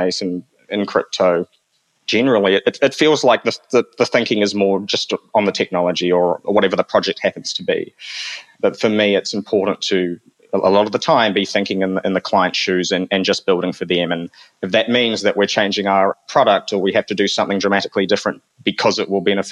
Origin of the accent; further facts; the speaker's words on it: New Zealand; as a young person growing up in New Zealand, my mother was Filipino